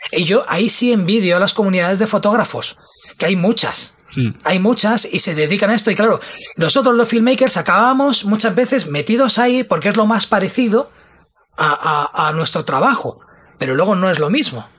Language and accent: Spanish; Spain; como buen español